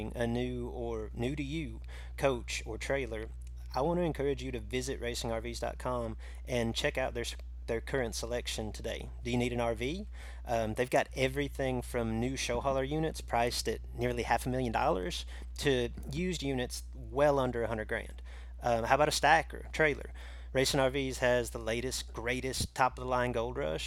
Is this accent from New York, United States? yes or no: no; Illinois, United States; my home state of Illinois